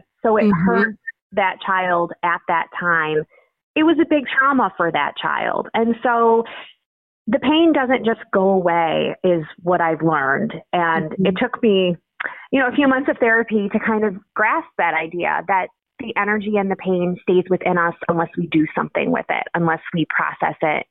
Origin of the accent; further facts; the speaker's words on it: Illinois, United States; also born or lived in Indiana; Born and raised in Illinois, went to undergrad at Indiana University.